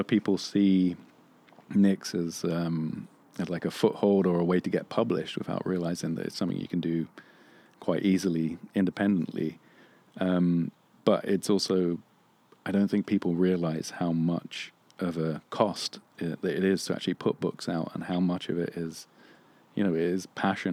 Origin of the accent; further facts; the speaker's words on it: England, United Kingdom; now in Los Angeles, United States; I grew up in England